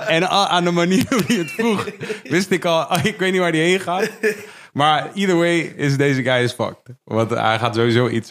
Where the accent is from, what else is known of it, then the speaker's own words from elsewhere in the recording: Leusden, Utrecht, Netherlands; ik kom uit Leusden